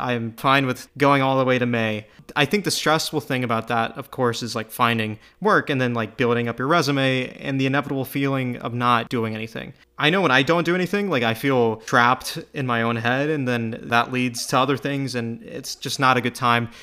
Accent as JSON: {"language": "English", "country": "United States", "said": "as an American"}